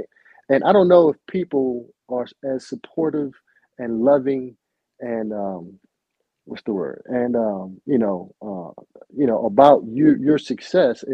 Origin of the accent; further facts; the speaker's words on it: Baltimore, Maryland, United States; I'm born and raised in Baltimore City